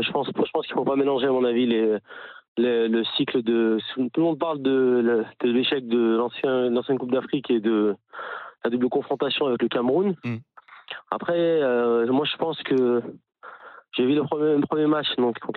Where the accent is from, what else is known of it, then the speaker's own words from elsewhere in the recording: Lyon, Auvergne-Rhône-Alpes, France; Non, je déconne, je suis de Lyon, je suis de Lyon.